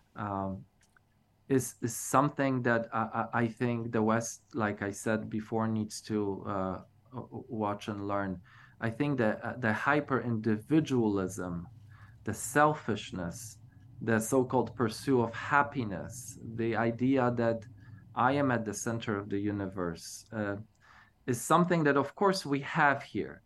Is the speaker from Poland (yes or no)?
yes; Poland; moved away; growing up in Poland as evangelical